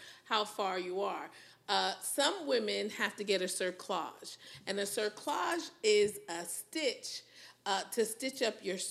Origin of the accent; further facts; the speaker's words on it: New Haven, Connecticut, United States; moved away as an adult; now in Houston, United States; I'm from New Haven, where there's Yale